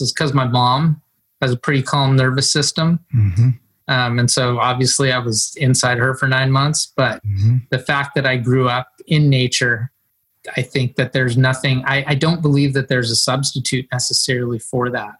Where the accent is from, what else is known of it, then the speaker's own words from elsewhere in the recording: Mendocino, California, United States; I grew up in Mendocino um, in a little place, Middle Ridge, up Albion Ridge in Mendocino County, uh, coastal, rural